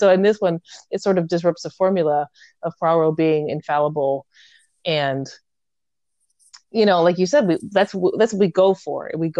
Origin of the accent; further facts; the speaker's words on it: United States; I'm an American who talks really fast.